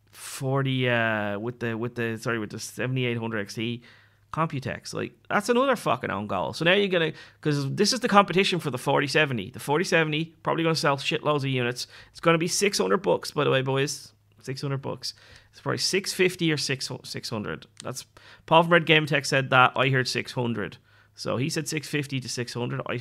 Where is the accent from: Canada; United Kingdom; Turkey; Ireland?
Ireland; So um, like when I say giving up drinking, I'm Irish.